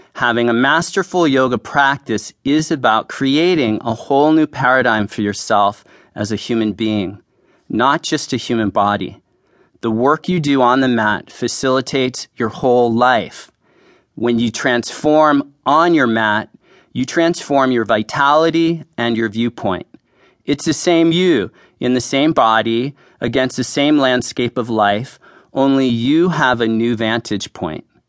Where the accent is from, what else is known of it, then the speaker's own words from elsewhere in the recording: San Francisco, California, United States; I grew up in San Francisco